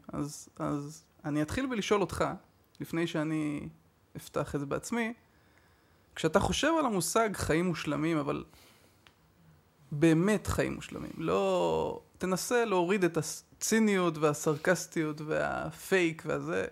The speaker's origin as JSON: {"language": "Hebrew", "town": "Haifa", "region": "Haifa District", "country": "Israel", "said": "אני חיפאי"}